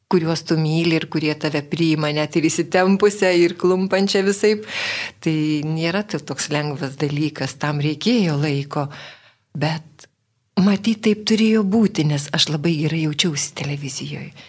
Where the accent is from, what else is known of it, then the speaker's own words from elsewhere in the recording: Vilnius, Vilnius County, Lithuania; aš esu tikra Vilnietė, gimiau Vilniuje Antakalnio klinikose ir gimiau gruodžio mėnesį, kai buvo pusnynai labai šalta.